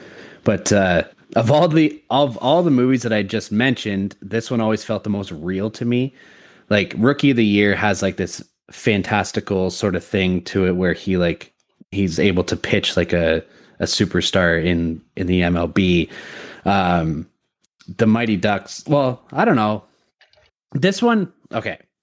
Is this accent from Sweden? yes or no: no; Canada; I'm Canadian